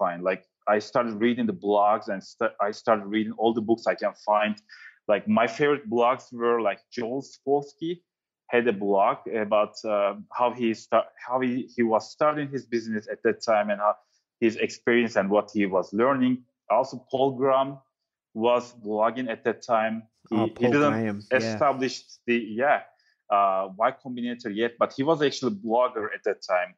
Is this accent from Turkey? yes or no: yes; Turkey; moved away; also born or lived in New York City; I'm from Turkey